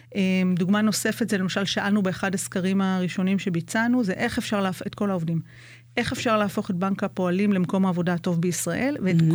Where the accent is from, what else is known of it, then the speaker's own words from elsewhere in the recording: Jerusalem, Jerusalem District, Israel; moved away as an adult; now in Kibbutz Nahshon, Israel; אני קיבוצניקית חדשה, כמו שאמרנו, אני ירושלמית במקור.